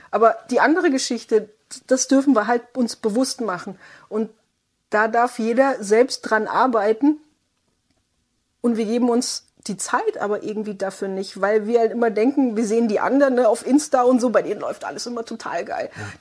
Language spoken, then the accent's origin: German; Baden-Württemberg, Germany; ich komme aus dem Südwesten, ne, Schwabenland